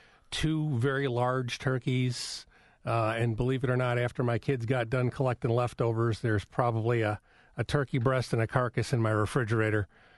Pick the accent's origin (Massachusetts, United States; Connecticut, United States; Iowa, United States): Massachusetts, United States; Boston; accent: Boston; My Boston accent